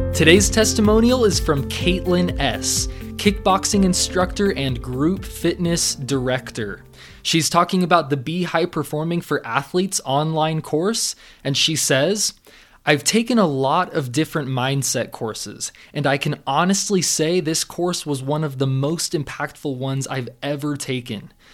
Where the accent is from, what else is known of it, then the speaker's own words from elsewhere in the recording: Southern California, United States; growing up in Southern California